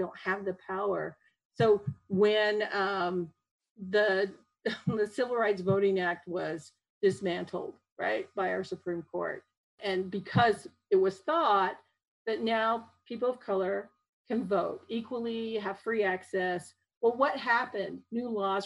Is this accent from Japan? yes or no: yes; Japan; now in Utah, United States; my parents, who are Japanese, we immigrated from Japan. I was born in Japan, came over